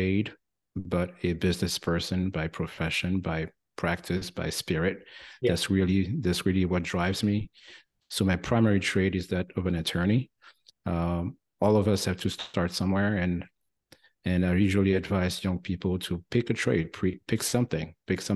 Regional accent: France; accent: French twang; English is a second language; moved away as an adult; now in United States; I'm originally from France, as you may still catch a little bit of the French twang here. Been in the US for nearly 30 years.

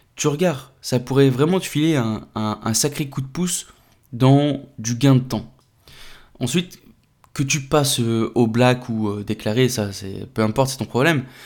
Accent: France; chez nous en France

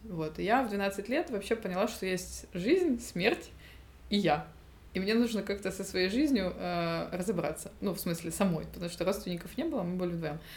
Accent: Zaporizhzhia, Zaporizhzhia Oblast, Ukraine; moved away; also born or lived in Paris

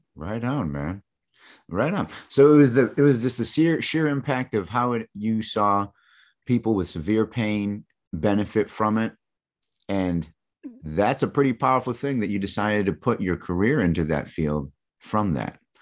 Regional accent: East Lansing, Michigan, United States; moved away; Growing up in Michigan, man, I was right in mid-Michigan, right where Mi-, East Lansing, where Michigan State is.

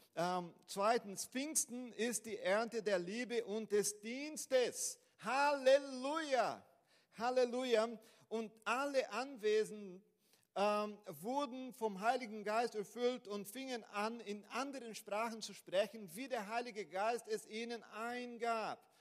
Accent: Brazil; German is a second language; moved away as an adult; now in Germany; ich komme aus Brasilien

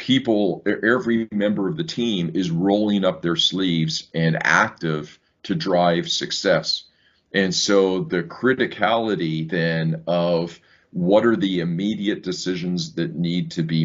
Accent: Saskatoon, Saskatchewan, Canada; moved away as an adult; also born or lived in England / Ireland / Australia / Seoul, Korea; growing up in Saskatoon, Saskatchewan

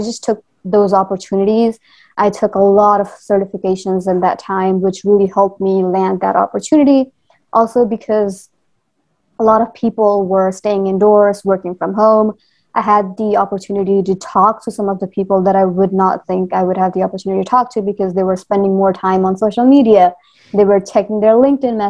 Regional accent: Nepal; moved away as an adult; now in United States; So I am actually from Nepal. So I'm like half Nepali, half Indian. And then moving from Nepal to US

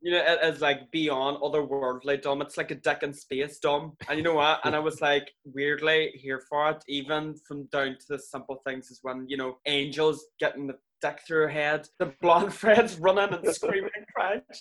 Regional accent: Ireland; moved away as an adult; now in Manchester, United Kingdom; an Irish person that moved to England five years ago

